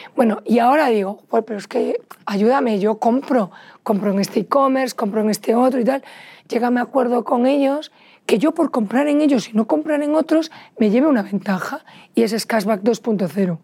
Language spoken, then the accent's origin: Spanish; Vigo, Galicia, Spain; los dos somos gallegos, desde Pontevedra, yo soy de Vigo